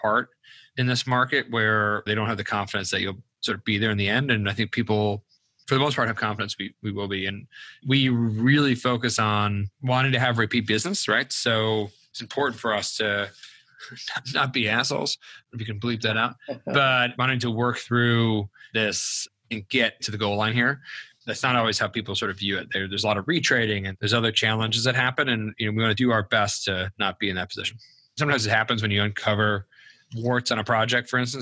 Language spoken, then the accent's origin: English; Buffalo, New York, United States; moved away as an adult; also born or lived in Cleveland, Ohio; I grew up in Buffalo, New York